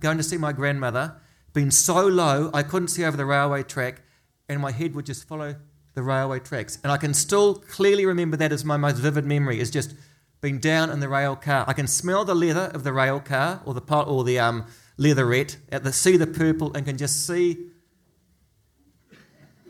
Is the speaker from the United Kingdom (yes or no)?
no; Auckland, New Zealand; I grew up in Remuera with three uncles and 12 cousins